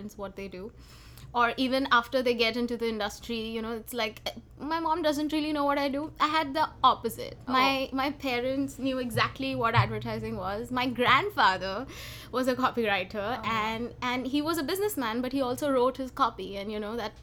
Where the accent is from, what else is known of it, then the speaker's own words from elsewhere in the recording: Mumbai, Maharashtra, India; moved away; growing up in Mumbai